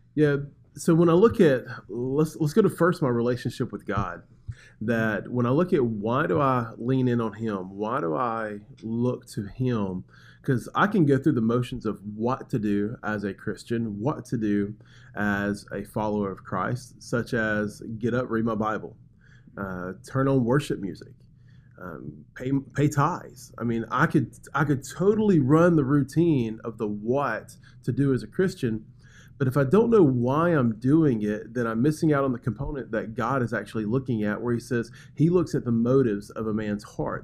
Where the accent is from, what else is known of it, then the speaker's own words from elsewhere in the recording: Birmingham, Alabama, United States; moved away as an adult; now in Macon, United States; I come from Birmingham, Alabama. That's where I was born and raised.